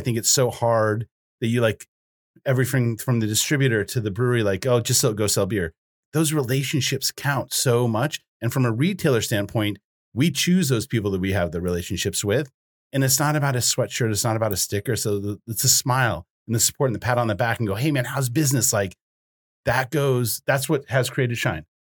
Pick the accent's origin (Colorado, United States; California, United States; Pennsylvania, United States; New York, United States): Colorado, United States; Boulder; now in Bozeman, United States; I grew up in Boulder, Colorado